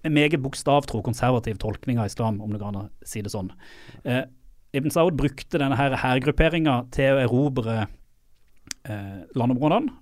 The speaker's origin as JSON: {"language": "Norwegian", "region": "Sørlandet", "country": "Norway", "also_born_or_lived": "Saudi Arabia", "said": "Jeg er jo sørlending"}